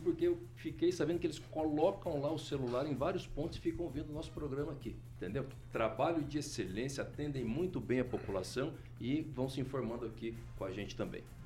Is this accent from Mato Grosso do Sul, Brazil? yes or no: yes; Mato Grosso do Sul, Brazil; moved away as an adult; now in Maringá, Brazil; para o Mato Grosso do Sul que é minha terra natal